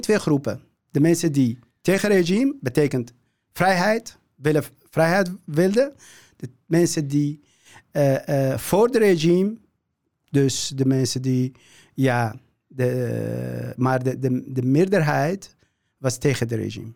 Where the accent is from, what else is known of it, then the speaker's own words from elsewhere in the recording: Syria; Dutch is a second language; moved away as an adult; now in Netherlands; ik kom uit Syrië.